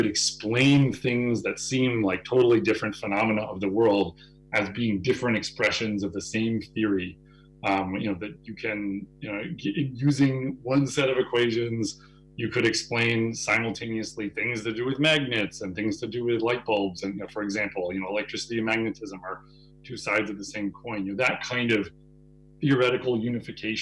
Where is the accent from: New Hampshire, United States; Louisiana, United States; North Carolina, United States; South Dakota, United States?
New Hampshire, United States; also born or lived in Boston, Massachusetts; I grew up mostly in New Hampshire.